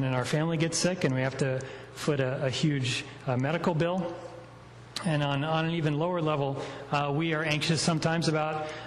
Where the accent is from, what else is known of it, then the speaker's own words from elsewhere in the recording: North Carolina, United States; now in Washington, United States; I grew up in North Carolina